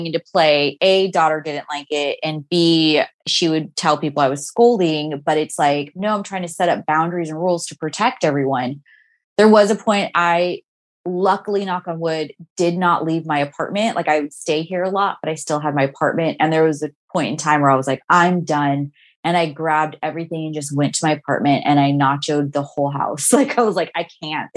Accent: Orange County, California, United States; I grew up in Orange County in general, but like in a different city

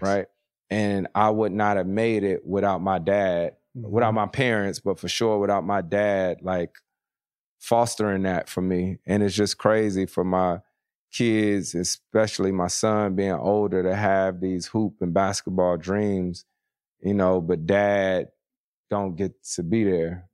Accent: Winston-Salem, North Carolina, United States; moved away; a baseball team, triple A team in my hometown, the Winston-Salem Dash

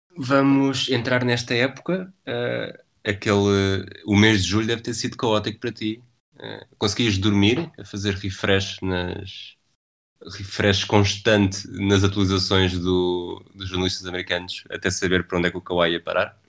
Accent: Lisbon, Portugal; eu sou de, sou de Lisboa.

